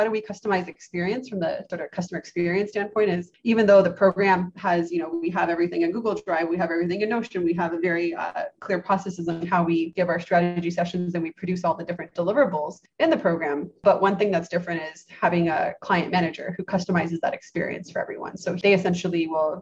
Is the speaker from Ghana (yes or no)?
no; Canada; I grew up in Canada